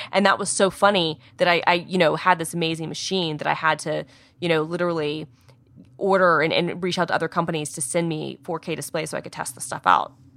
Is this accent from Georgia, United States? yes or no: yes; Georgia, United States; I'm from Georgia